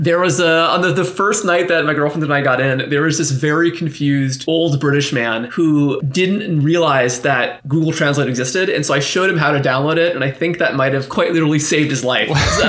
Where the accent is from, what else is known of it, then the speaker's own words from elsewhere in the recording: United States; as an American